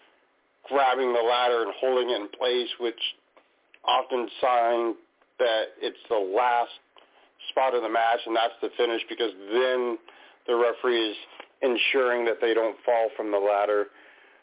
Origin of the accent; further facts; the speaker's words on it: Washington, United States; here in my home state of Washington